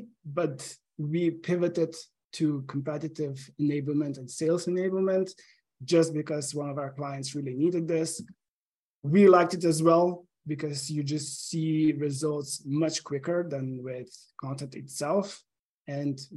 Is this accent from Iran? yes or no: no; Slovenia; English is a second language; also born or lived in Portugal; now in Seattle, United States; I'm originally from Slovenia. That you probably hear from my accent.